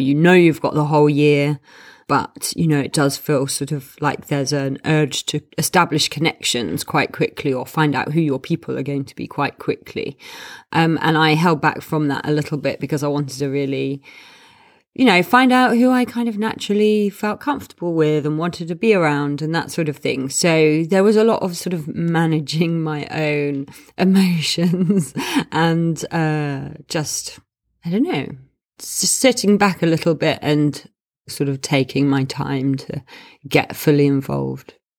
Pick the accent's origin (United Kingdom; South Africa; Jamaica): United Kingdom; London; I am from London